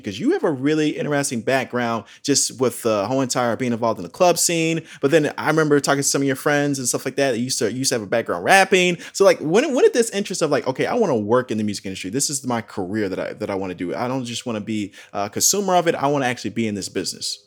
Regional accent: southwest suburbs of Chicago, Illinois, United States; moved away as an adult; now in California, United States; I'm coming from Illinois, right? Coming from the southwest suburbs of Chicago

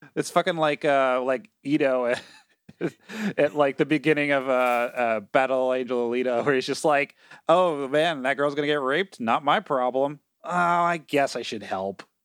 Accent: Connecticut, United States; I grew up in Connecticut

